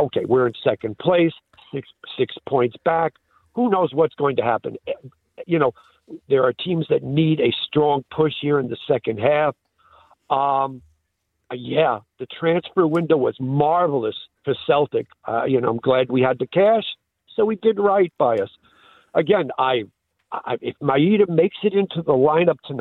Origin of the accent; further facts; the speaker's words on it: New York City, New York, United States; moved away as an adult; now in Glasgow, United Kingdom; I'm from New York City, born and raised